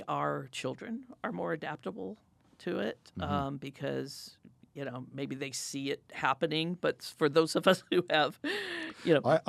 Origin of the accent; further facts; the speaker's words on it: Midwest, United States; Yeah, I come from the Midwest, and my father worked in factories all his life. He made gears for the Apollo rockets. You know, it was a small company in Illinois.